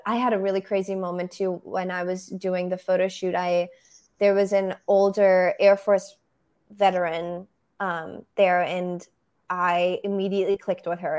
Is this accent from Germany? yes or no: yes; Berlin, Germany; first language German; English is a second language; moved away as an adult; also born or lived in Brussels, Belgium; now in United States; I'm originally from Germany. Yes. Um, that's where I grew up in Berlin.